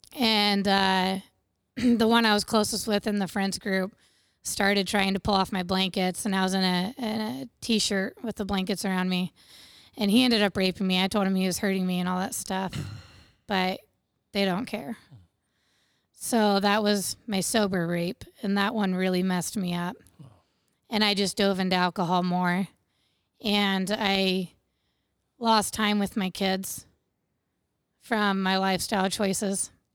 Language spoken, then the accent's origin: English; Bluffton, Indiana, United States; I grew up in Wells County, which is around Bluffton, Ossian area, um, on a little small livestock farm.